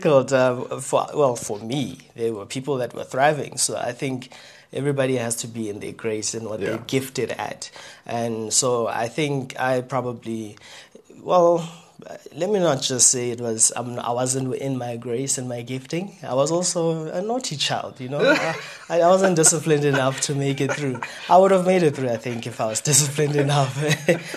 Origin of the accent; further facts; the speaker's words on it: Kuruman, Northern Cape, South Africa; I was born and bred in Kuman. That's a town in Northern Cape.